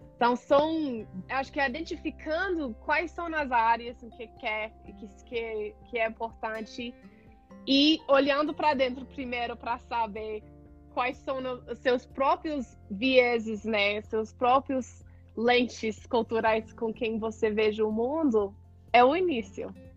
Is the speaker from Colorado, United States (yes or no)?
yes; Colorado, United States; Portuguese is a second language; moved away as an adult; also born or lived in California / Oregon / Ecuador; now in Brazil; Sou dos Estados Unidos, originalmente do Colorado, mas já morei em Califórnia, em Oregon também